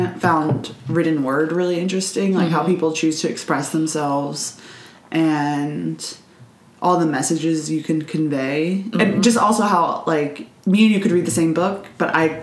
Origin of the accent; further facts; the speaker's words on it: Prince George's County, Maryland, United States; I grew up in Prince George's County, Maryland, in the same house my mom grew up in.